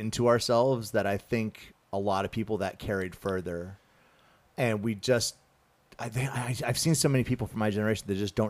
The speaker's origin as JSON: {"language": "English", "region": "rural South Carolina", "country": "United States", "tie": "born or raised there", "also_born_or_lived": "Japan", "moved": "yes", "said": "I grew up in South Carolina, rural South Carolina."}